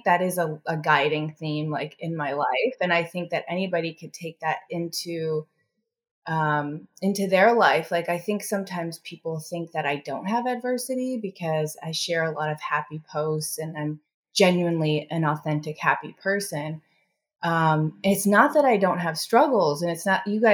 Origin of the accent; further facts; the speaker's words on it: Chicago, Illinois, United States; I grew up in Chicago and the Midwest in the 80s